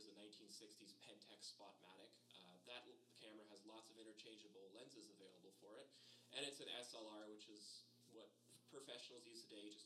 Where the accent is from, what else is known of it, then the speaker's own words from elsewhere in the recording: Acton, Ontario, Canada; moved away as an adult; also born or lived in Milton, Ontario; now in Estevan, Canada; I grew up in Acton, and after the 1987 recession, the last of the industrial employers had left the town